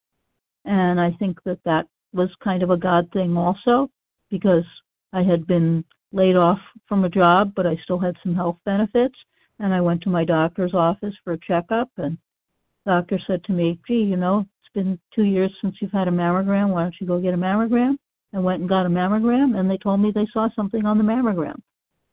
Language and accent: English; Massachusetts, United States; I grew up in Massachusetts, and that's where I found the OA program.